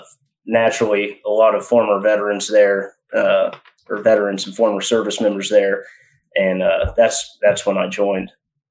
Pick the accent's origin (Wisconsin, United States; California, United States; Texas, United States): Texas, United States; now in Fort Jackson, United States; because I'm originally from Texas.